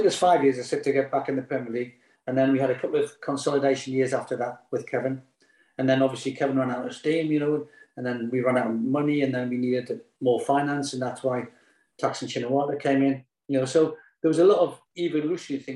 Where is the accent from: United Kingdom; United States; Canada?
United Kingdom; Newcastle upon Tyne, North East England; moved away as an adult; Newcastle, which is my hometown team